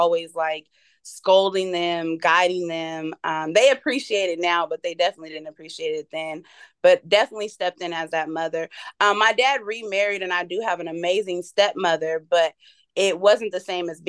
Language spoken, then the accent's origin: English; Fresno, California, United States; now in Las Vegas, United States; I was raised in Fresno, California, which is a small, crazy city in, I would say Central California, closer to Northern California. Born and raised there